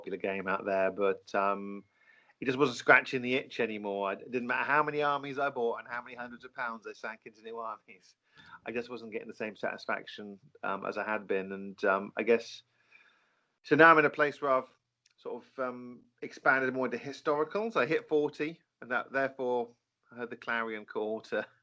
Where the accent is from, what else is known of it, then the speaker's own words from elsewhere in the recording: Norfolk, East of England, United Kingdom; growing up in Norfolk